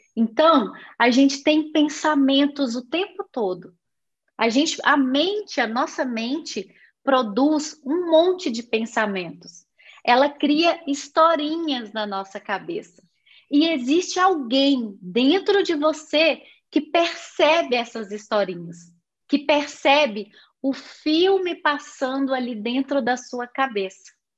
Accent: Belo Horizonte, Minas Gerais, Brazil; Eu fui nascida na cidade de Belo Horizonte, estado de Minas Gerais

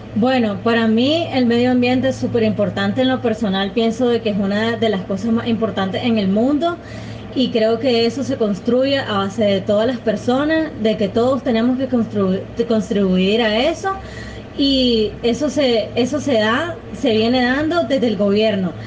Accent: Nicaragua; soy nicaragüense, tengo 24 años de edad

